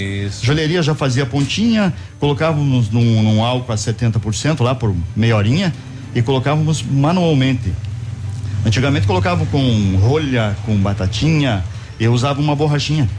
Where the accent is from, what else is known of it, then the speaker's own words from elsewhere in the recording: Pato Branco, Paraná, Brazil; eu sou pato-branquense nato, né? Estive fora de Pato Branco por algum tempo, mas nasci em Pato Branco e pretendo morrer em Pato Branco também